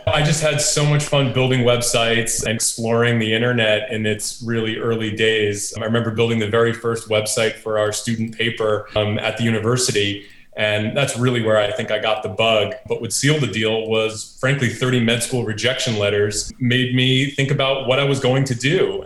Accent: Monroe, New York, United States; I grew up in a little town called Monroe in upstate New York

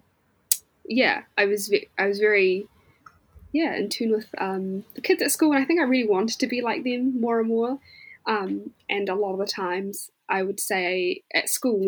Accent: Wellington, New Zealand; accent: Kiwi; also born or lived in Somalia; So actually, I was born in Somalia. Mm-hmm. I left Somalia when I was about 2 or 3. So I was very young when I arrived in New Zealand. And I've pretty much been in Wellington ever since

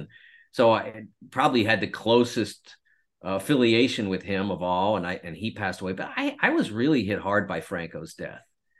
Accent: Pennsylvania, United States; I grew up in the Mon Valley, watched the Valley completely shut down over the course of my time

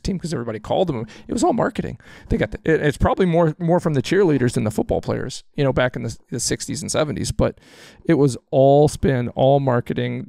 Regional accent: Texas, United States; moved away; I'm a Cowboys fan. I grew up in Texas

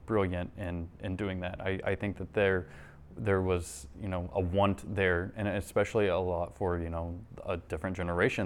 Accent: Doniphan, Missouri, United States; born and raised in Doniphan, and, uh, grew up here.

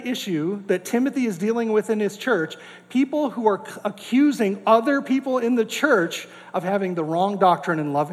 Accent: North Dakota, United States; I grew up in North Dakota

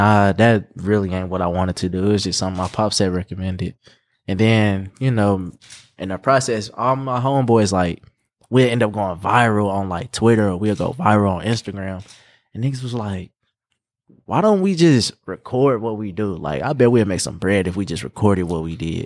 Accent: Indianapolis, Indiana, United States; also born or lived in Gary, Indiana / St. Louis; I'm pretty much raised here, been here since I was, like, four

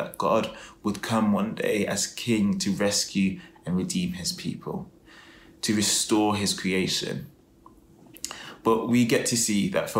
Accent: Leicester, East Midlands, United Kingdom; I remember being back in my hometown of Leicester and being stopped by a street preacher.

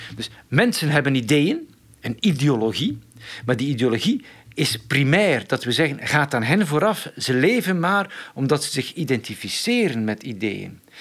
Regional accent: Flanders, Belgium; ik kom uit Vlaanderen

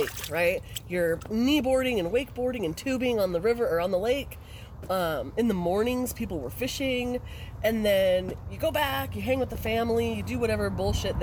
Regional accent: California, United States; moved away; I grew up in California camping all through the Sierra Nevadas

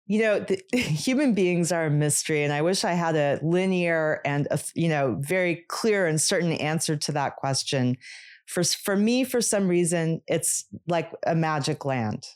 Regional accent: Los Angeles, California, United States; moved away as an adult; now in New York, United States; I grew up in Los Angeles.

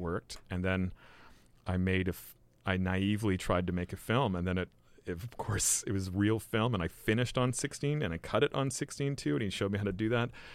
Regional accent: Victoria, British Columbia, Canada; moved away as an adult; also born or lived in Vancouver / Montreal / England; I was born in Van and grew up in Victoria

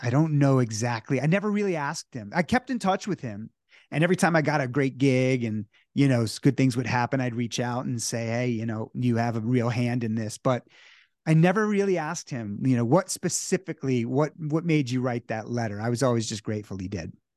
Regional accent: New Jersey, United States; I was growing up in New Jersey

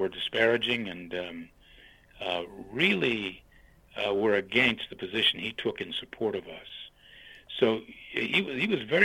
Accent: New Castle, United States; moved away; I grew up in Newcastle at that time when there was a colored YMCA and a white YMCA

